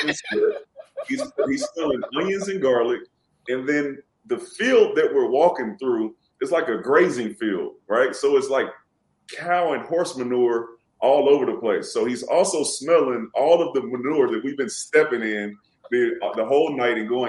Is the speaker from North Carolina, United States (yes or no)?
no; Houston, Texas, United States; also born or lived in Louisiana; I'm from Houston